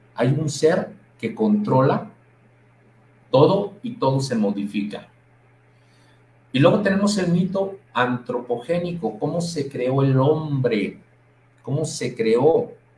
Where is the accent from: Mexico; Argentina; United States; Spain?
Mexico; nosotros como mexicanos